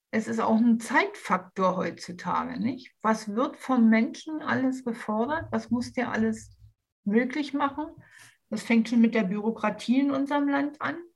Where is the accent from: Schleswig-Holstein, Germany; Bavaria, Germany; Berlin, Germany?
Berlin, Germany; ich komme ja aus Berlin